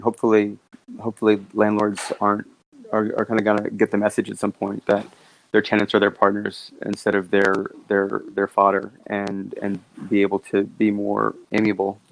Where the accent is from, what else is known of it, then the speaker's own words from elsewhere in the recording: New York City, New York, United States; also born or lived in Sydney, Australia; I grew up in New York.